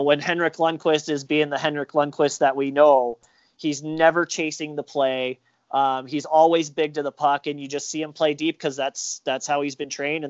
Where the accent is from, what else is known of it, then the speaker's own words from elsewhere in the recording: Colorado, United States; now in Minnesota, United States; I was some dude from Colorado that had been studying goalies for X number of years, and now I'm living in Minnesota.